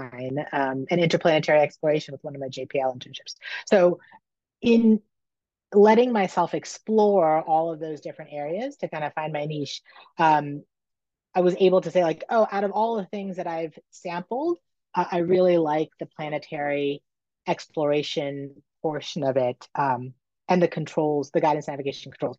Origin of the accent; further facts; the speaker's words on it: Northern Virginia, United States; I grew up in Northern Virginia.